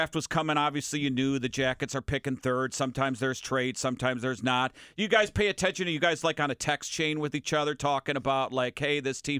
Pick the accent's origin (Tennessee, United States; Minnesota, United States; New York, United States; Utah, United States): Minnesota, United States; I'm from Minnesota.